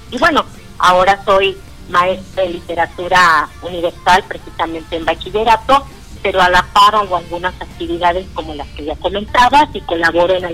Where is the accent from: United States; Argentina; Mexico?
Mexico; Ciudad Valles, San Luis Potosí; Hace poco llego yo a, a mi ciudad natal, que es Valles, de San Luis Potosí